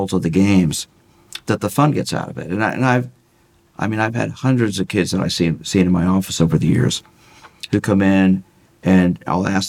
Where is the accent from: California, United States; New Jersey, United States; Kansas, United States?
Kansas, United States; Mission; I grew up in Mission. I went to Shawnee Mission North High School